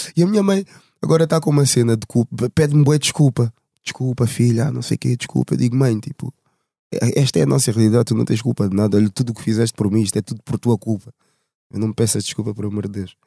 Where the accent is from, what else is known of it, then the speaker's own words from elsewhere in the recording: Portugal; Eu nasci em Portugal. Os meus pais são angolanos, os dois